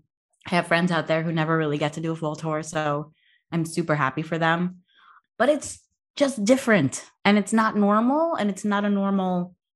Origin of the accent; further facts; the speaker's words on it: Northeast, United States; I'm from the Northeast.